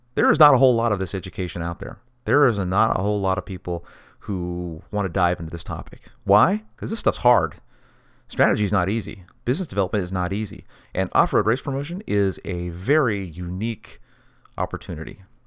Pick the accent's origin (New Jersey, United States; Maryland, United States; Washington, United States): Washington, United States; growing up in Washington State, you can't help but be a kid running around the forest.